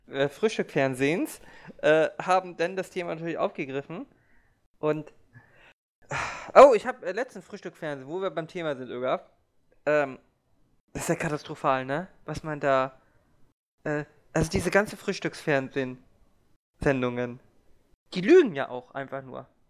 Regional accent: Hamburg, Germany; Ich bin ja auch Hamburger

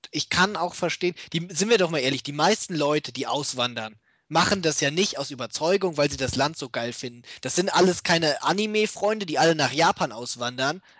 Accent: Germany; born there; Wir sind Deutsche, wir sind hier geboren.

